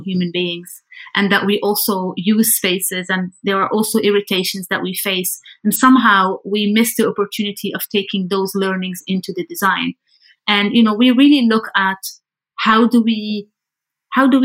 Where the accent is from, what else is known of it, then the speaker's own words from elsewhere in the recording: Lebanon; now in Amsterdam, Netherlands; I'm originally from Lebanon, currently based in Amsterdam in the Netherlands